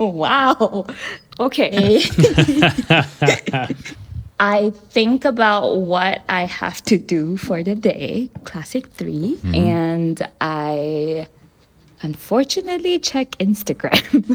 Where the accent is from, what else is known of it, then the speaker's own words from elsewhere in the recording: Malaysia; I'm a Malaysian Chinese. So what that means is I'm born in Malaysia, native to Malaysia, but I'm of the Chinese race.